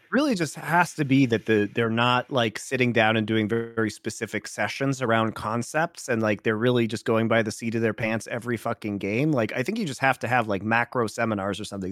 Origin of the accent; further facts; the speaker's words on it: United States; moved away; also born or lived in Ireland; As an American